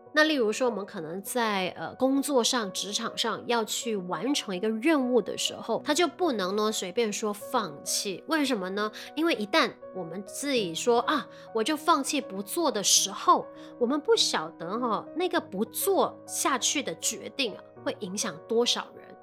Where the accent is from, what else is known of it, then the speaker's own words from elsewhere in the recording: Malaysia; 我们马来西亚这边